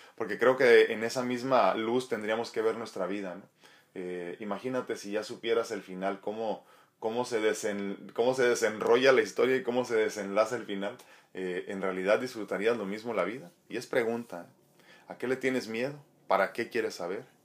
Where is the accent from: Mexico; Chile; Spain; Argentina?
Mexico; Nayarit; moved away; allá en mi estado querido de Nayarit